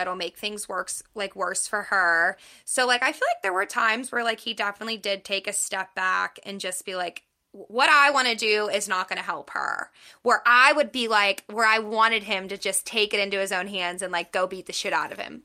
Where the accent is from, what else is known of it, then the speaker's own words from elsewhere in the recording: Pittsburgh, Pennsylvania, United States; moved away; I'm from Pittsburgh